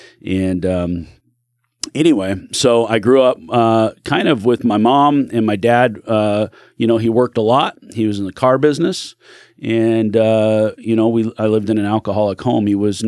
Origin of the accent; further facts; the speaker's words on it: California, United States; born there; now in Oregon, United States; I was born in California. Don't kick me off your show for that.